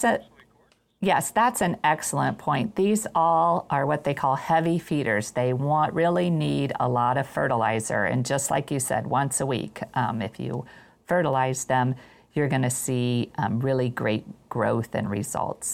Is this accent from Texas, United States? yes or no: no; Ohio, United States; I'm from Ohio